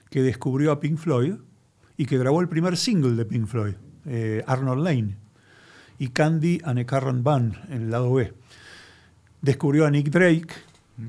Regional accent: Argentina; yo soy argentino, soy un periodista

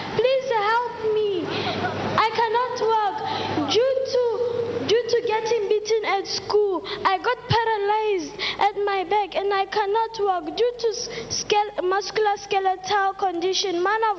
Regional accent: South Africa; I am 13 years old. I am from South Africa.

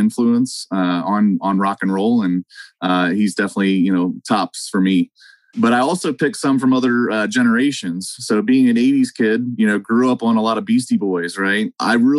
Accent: Pittsburgh, Pennsylvania, United States; growing up in Western PA

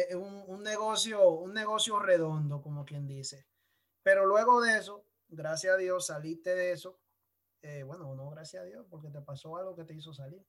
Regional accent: San Pedro de Macorís, Dominican Republic; San Pedro de Macorís, de mi pueblo

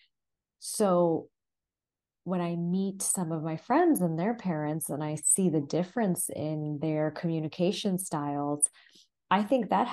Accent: Southern California, United States; My brother and I were first generation, we're born and raised in Southern California to Indian parents

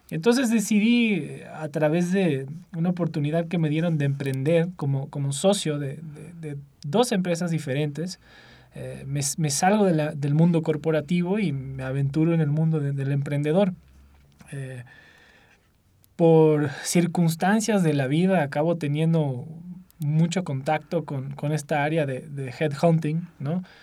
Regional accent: São Paulo, Brazil; Spanish is a second language; moved away; also born or lived in United States; soy originalmente de Brasil, eh, de Sao Paulo. Eh, pero casi nunca viví ahí, eh, una vida muy eh, en diversos países.

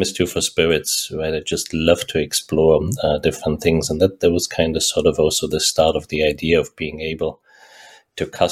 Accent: Germany; moved away as an adult; also born or lived in Pilsen, Czech Republic / Austria; now in Silicon Valley, United States; I grew up actually in Germany, spent 25 years in Germany

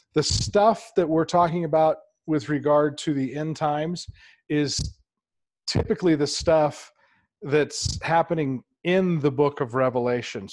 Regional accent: California, United States; I'm from California.

